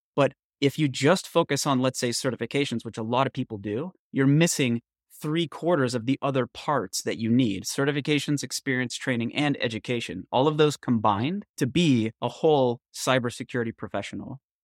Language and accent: English; Northern California, United States; I grew up in Northern California in the 70s and the 80s